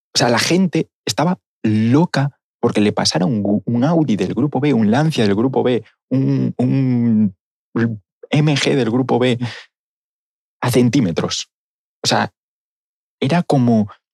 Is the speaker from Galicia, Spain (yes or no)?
yes; Galicia, Spain; Así somos los gallegos